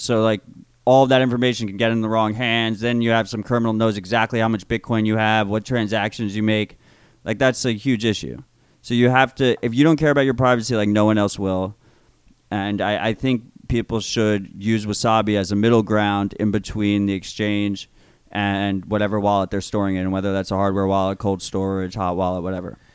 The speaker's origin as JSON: {"language": "English", "country": "United States", "said": "as an American"}